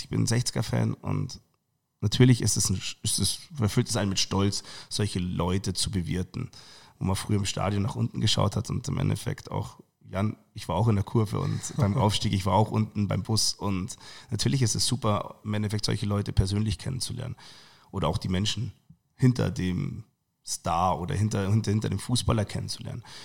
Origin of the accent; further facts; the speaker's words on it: Munich, Bavaria, Germany; Ich bin gebürtiger Perlacher